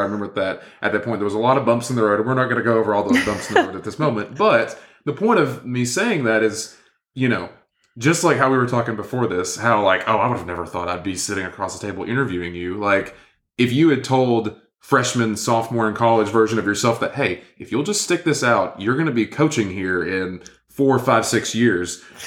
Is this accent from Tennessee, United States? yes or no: yes; Inglewood, Tennessee, United States; we both grew up in, in Inglewood, Tennessee